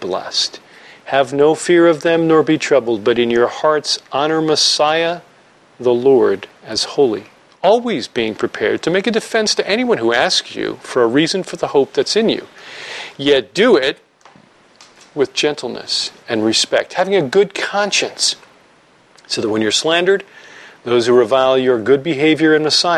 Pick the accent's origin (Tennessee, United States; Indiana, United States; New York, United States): New York, United States; I'm from New York